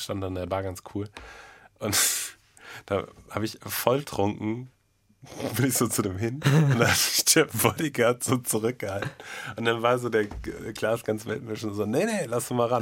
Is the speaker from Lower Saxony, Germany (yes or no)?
no; Münster, North Rhine-Westphalia, Germany; meiner Heimatstadt Münster